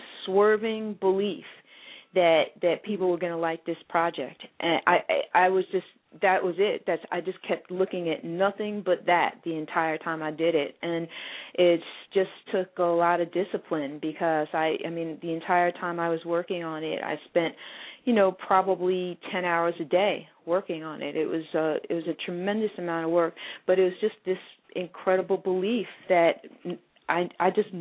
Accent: New York, United States; I'm born and raised in New York. I grew up in the Bronx

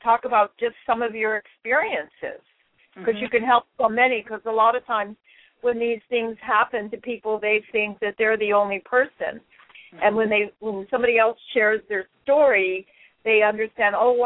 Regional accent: Hawaii, United States; That's my home. I'm from Hawaii, born and raised.

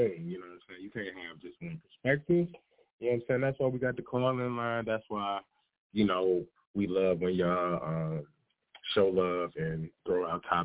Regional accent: Detroit, Michigan, United States; I'm from Detroit

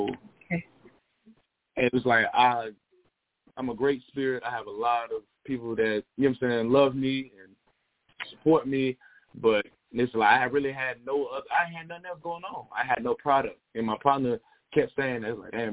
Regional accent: Smyrna, Georgia, United States; also born or lived in Fulton County, Georgia / China; I grew up with here in Smyrna, in Atlanta

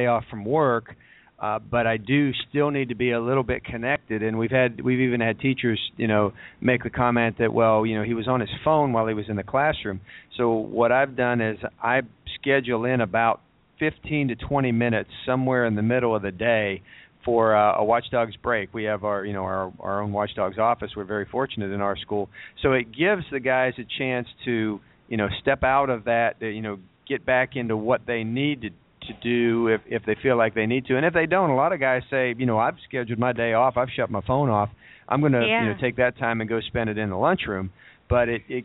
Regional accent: Ohio, United States; moved away; where I grew up in Ohio

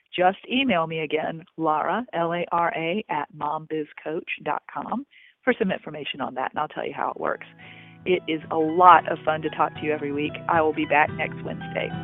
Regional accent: Augusta, United States; moved away; my hometown of Augusta

